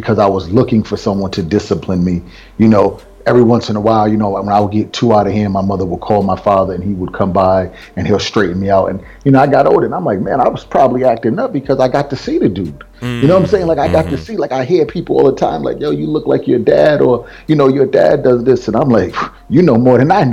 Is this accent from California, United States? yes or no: no; Providence, Rhode Island, United States; I come from Rhode Island, that little speck on the map, you know. And most people, every time I say Rhode Island, they're like, man, they got black people there? you know, so inside of Providence, they do. And that's where I grew up